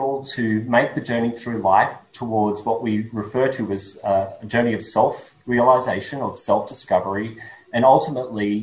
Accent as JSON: {"language": "English", "country": "Australia", "tie": "born or raised there", "accent": "Australian", "said": "my accent is Australian. Born and grew up in Australia"}